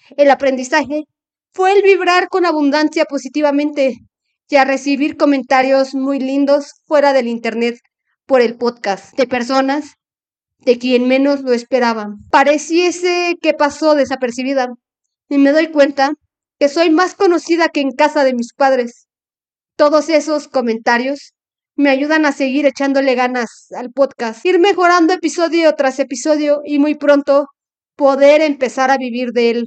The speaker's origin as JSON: {"language": "Spanish", "country": "Mexico", "said": "como mexicanos tenemos de nuestras costumbres"}